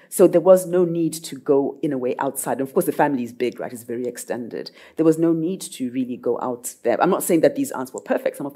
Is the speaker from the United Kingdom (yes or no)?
no; Zimbabwe; now in Norway; I'm from Zimbabwe and in, in my culture, we would go to the paternal aunt.